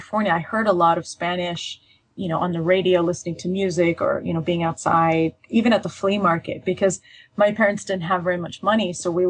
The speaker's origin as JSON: {"language": "English", "region": "Saint Petersburg", "country": "Russia", "tie": "born there", "said": "So I often, if I say I was born in Leningrad, people correct me, say, well, you know, isn't it St. Petersburg?"}